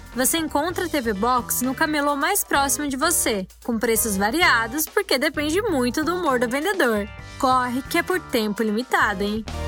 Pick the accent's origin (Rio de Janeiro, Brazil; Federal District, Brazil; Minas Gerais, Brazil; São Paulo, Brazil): Rio de Janeiro, Brazil; eu sou do Rio de Janeiro